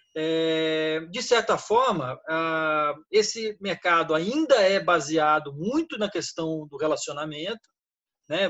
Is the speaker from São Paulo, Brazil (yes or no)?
yes; São Paulo, Brazil; moved away as an adult; now in Rio de Janeiro, Brazil; eu sou paulista, mas moro no Rio há 20 anos